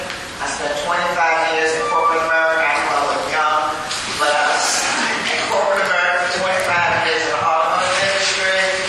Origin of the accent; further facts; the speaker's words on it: Chesapeake, Virginia, United States; moved away as an adult; now in Richmond, United States; I'm from Hampton Roads, Chesapeake. I moved to Richmond November 2005.